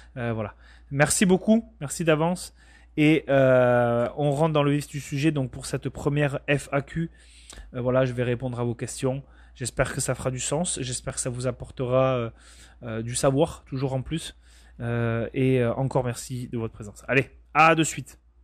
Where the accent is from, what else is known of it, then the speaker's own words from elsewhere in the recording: Bayonne, Nouvelle-Aquitaine, France; moved away as an adult; also born or lived in Bordeaux; now in Canada; je viens du Pays Basque pour être très précis. Donc c'est une région du sud-ouest de la France à la frontière espagnole très exactement de Bayonne